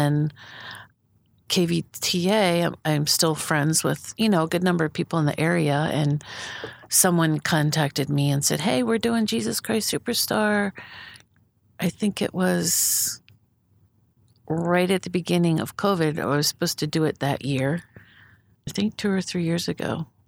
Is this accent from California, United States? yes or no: no; Philadelphia area, Pennsylvania, United States; moved away as an adult; also born or lived in Pittsburgh / Wheaton, Illinois / Amsterdam, Netherlands / Boise; I was born in the Detroit area. I was raised in Pennsylvania, right on the outskirts of Philadelphia, and then also outside of Pittsburgh, and then back to Philadelphia.